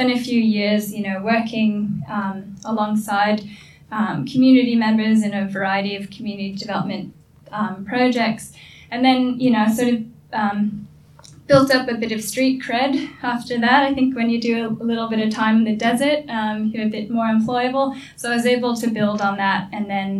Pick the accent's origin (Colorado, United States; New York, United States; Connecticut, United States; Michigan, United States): New York, United States; New York City; moved away as an adult; now in Australia; I was a girl from the Bronx.